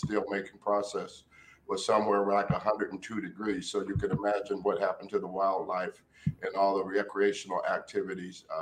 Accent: Warren, Ohio, United States; when I was growing up in Warren, Ohio

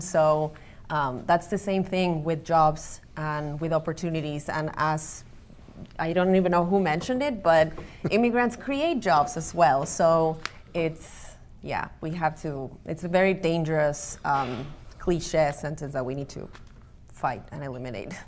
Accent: Buenos Aires, Argentina; now in Cleveland, United States; I'm from Argentina, from Buenos Aires

